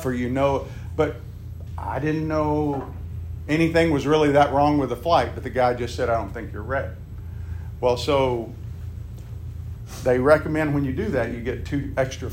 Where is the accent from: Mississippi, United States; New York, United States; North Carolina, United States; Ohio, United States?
Mississippi, United States; Meridian; moved away; Meridian, Mississippi, my hometown.